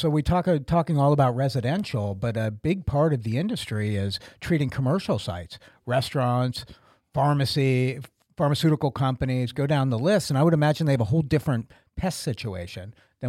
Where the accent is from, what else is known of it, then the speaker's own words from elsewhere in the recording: Florida, United States; moved away; when I was a kid growing up in Florida